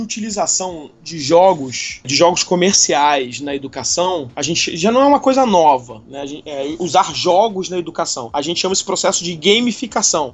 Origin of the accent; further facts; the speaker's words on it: Rio de Janeiro, Brazil; eu sou aqui do Rio de Janeiro, sou nascido e crescido aqui no Rio de Janeiro